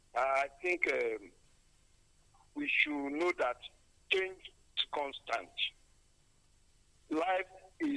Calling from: Nigeria; I'm calling from Sango.

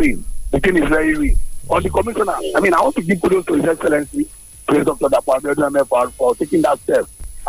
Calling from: Abeokuta, Ogun State, Nigeria; I'm calling from the People's Parliament in Abeokuta.

